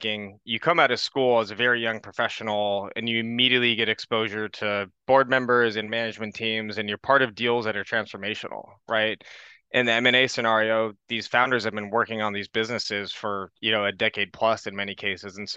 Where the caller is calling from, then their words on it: California, United States; I'm calling in from the San Francisco Bay Area.